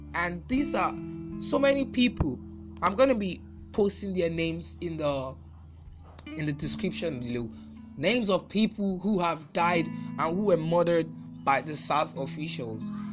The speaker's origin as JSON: {"language": "English", "country": "Nigeria", "said": "I'm a Nigerian"}